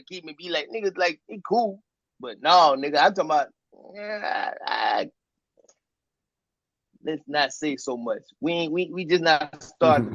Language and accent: English; Pulaski, Tennessee, United States; I'm from Pulaski, Tennessee